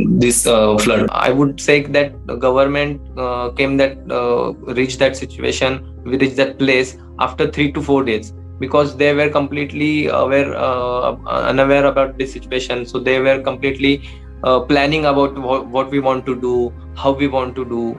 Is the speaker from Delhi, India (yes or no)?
no; Satara, Maharashtra, India; I'm from Satara, from Maharashtra.